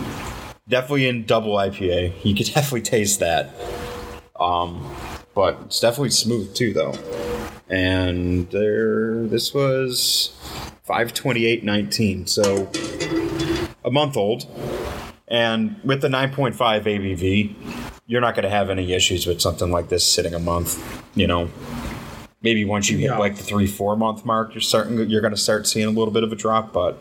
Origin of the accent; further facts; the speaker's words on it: Detroit, Michigan, United States; Growing up in Detroit, you either become …, …, or fucking …, I guess.